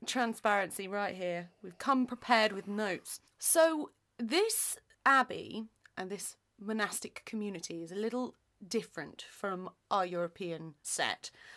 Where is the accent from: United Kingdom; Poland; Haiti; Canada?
United Kingdom; Nottingham, East Midlands; we are both from Nottingham